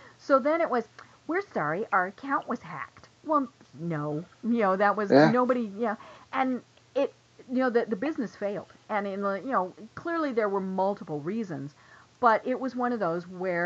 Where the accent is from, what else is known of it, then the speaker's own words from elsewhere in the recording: Denver, Colorado, United States; moved away as an adult; now in Atlanta, United States; we're originally from Denver. We live in Atlanta now